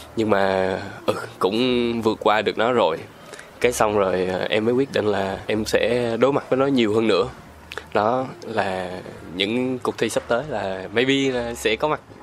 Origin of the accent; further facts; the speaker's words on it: Ho Chi Minh City, Vietnam; also born or lived in Sóc Trăng; em là sinh ra ở thành phố Hồ Chí Minh, ừ. Rồi, quê quán gốc của em thì em ở Sóc Trăng